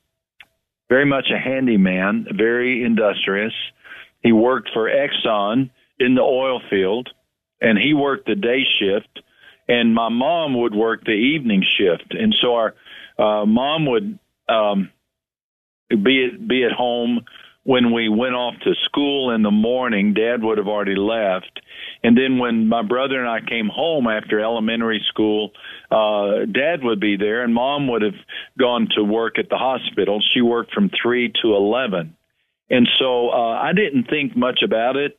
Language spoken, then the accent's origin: English; West Texas, United States; moved away as an adult; also born or lived in Brazil; now in San Antonio, United States; I grew up in West Texas